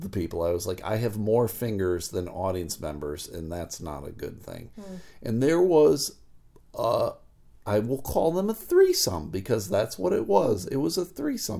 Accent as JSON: {"language": "English", "region": "Michigan", "country": "United States", "said": "I was from Michigan"}